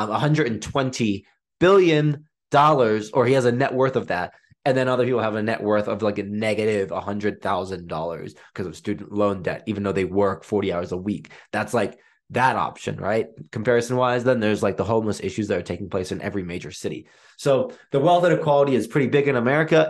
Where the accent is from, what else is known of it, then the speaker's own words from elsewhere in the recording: England, United Kingdom; I was born in England